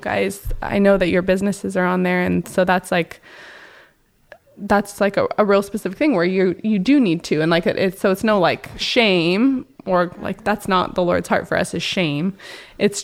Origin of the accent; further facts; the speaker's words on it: Portland, United States; now in Hawaii, United States; living here in Hawaii, I'm from Portland area originally